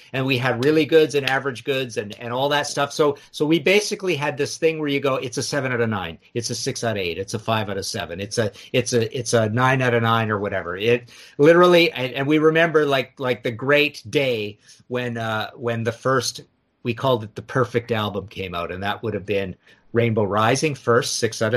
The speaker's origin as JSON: {"language": "English", "town": "Trail", "region": "British Columbia", "country": "Canada", "tie": "born or raised there", "said": "I was born in Trail, British Columbia"}